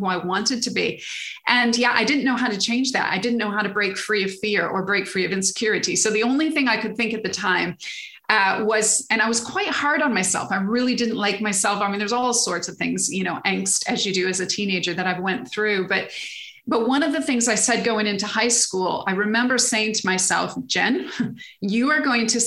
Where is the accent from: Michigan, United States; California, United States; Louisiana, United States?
Michigan, United States; moved away as an adult; now in England, United Kingdom; I grew up in Michigan, lived in Michigan all my life until 30 something, early 30s when I moved over to England